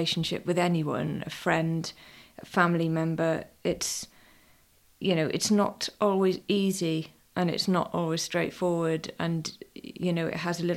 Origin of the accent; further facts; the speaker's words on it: West Wales, United Kingdom; we come from West Wales.